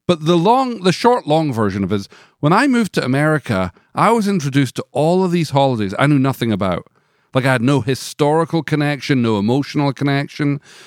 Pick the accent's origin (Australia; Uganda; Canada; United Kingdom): United Kingdom; moved away as an adult; now in Nashville, United States; coming from the U K